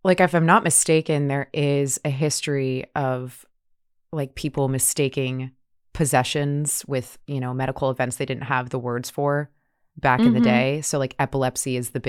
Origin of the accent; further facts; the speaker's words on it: New Orleans, Louisiana, United States; I grew up in New Orleans, which is a very religious place